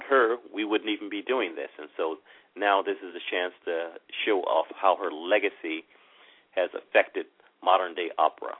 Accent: Chicago, Illinois, United States; moved away; I'm originally from Chicago

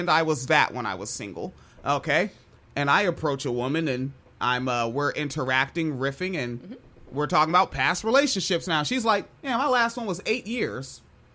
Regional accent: United States; I'm from Washington

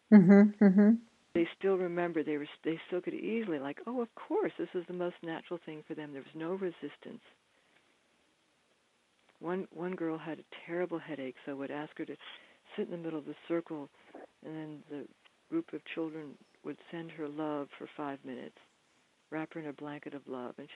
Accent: Bryn Mawr, Pennsylvania, United States; I went back to the school that I'd gone to growing up in Bryn Mawr, Pennsylvania

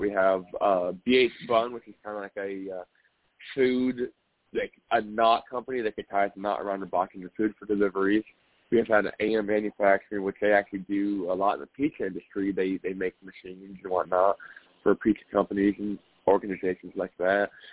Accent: Indianapolis, Indiana, United States; I'm from Indianapolis

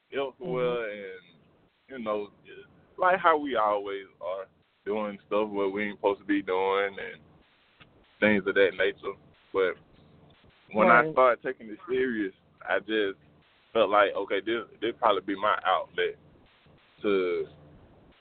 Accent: Griffin, Georgia, United States; I'm from Griffin

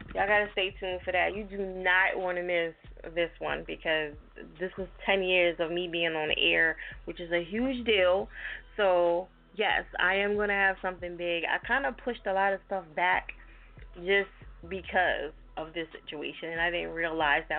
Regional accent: New Jersey, United States; moved away; also born or lived in Philadelphia, Pennsylvania; I'm from Jersey, but I lived in Philly for 15 years

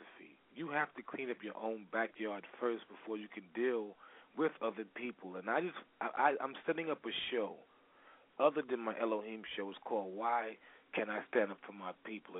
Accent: New York City, New York, United States; I'm from Brooklyn, New York

